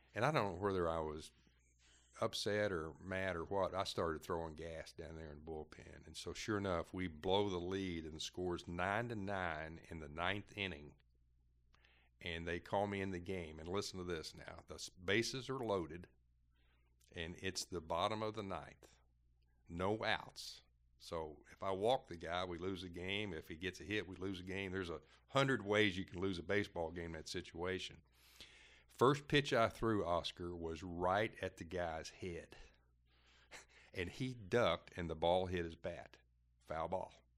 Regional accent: Brownsville, Kentucky, United States; moved away as an adult; also born or lived in Lake Wales, Florida; we lived, uh, about four miles outside of Brownsville

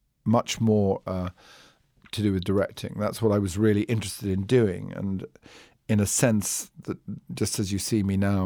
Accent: Manchester, North West England, United Kingdom; also born or lived in London; I was born in London. My family were immigrants. They came from Iraq, but they were Jewish immigrants who came from Iraq. And then at the age of about sort of four, we went to Manchester

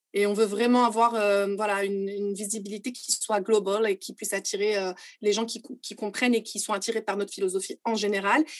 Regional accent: Morocco; Je suis marocaine

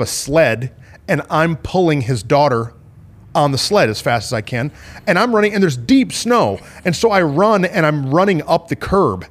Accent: Flint, Michigan, United States; I grew up in Flint, Michigan

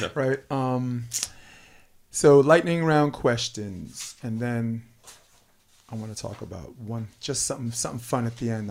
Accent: New York City, New York, United States; I'm born and raised in Brooklyn, Flatbush Avenue

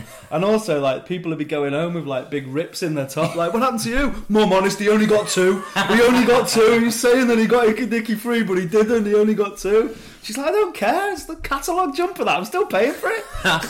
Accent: Chester, North West England, United Kingdom; I'm from Chester and it's a bit more middle class, I think.

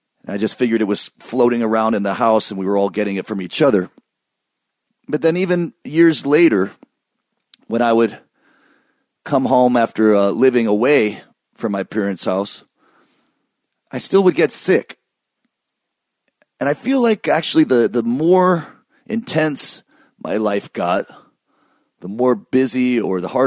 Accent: Michigan, United States; where I grew up in Michigan

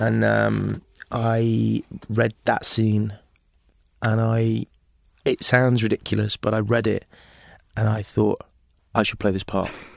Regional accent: Aberystwyth, Wales, United Kingdom; also born or lived in England / Liverpool; in Aberystwyth, my hometown

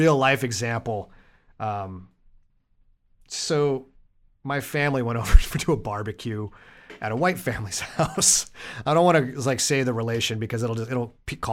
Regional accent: Colorado, United States; I come from a family that is mixed race, and we've come from a place that is not very mixed race. We come from Colorado

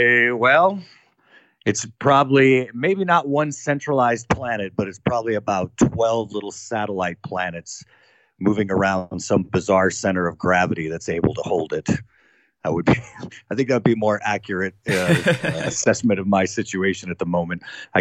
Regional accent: Washington, District of Columbia, United States; born there; I was born in Washington, D.C. I was raised by two amazing people

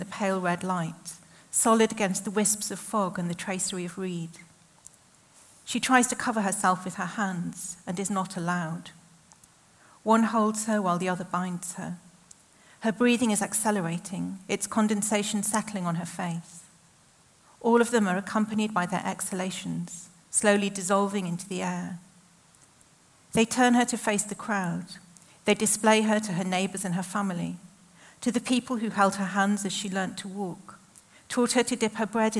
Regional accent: the Northwest, North West England, United Kingdom; growing up in the Northwest in the 80s and 90s

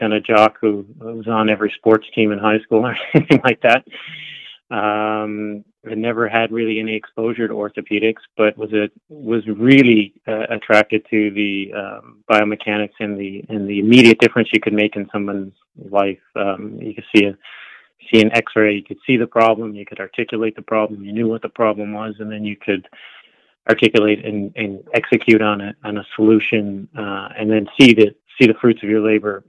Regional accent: St. John's, Newfoundland and Labrador, Canada; I grew up in St. John's, Newfoundland.

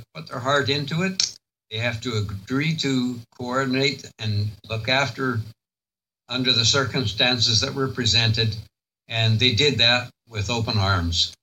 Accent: Duncan, British Columbia, Canada; I was born and raised in Duncan

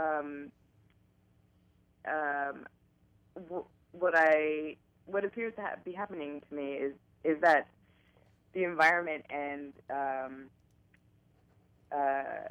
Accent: San Francisco, California, United States; I am from San Francisco. I've lived here my whole life

